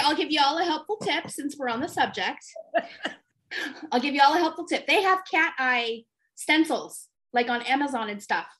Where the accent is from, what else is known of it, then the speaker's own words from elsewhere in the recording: California, United States; my home state of California